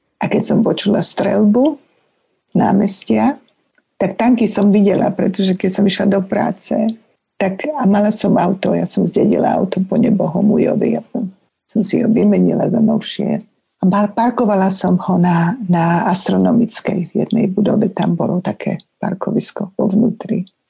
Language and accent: Slovak; Slovakia; moved away as an adult; also born or lived in Germany; keby som bola, zostala v Československu